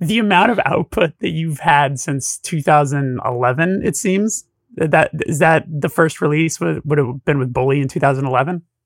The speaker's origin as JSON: {"language": "English", "town": "Burbank", "region": "California", "country": "United States", "said": "I'm from Burbank, which is, like, the media city capital of the world"}